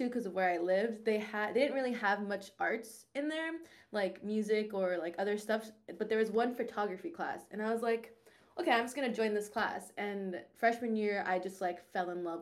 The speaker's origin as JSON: {"language": "English", "town": "Orlando", "region": "Florida", "country": "United States", "said": "I'm from Orlando, senior in college"}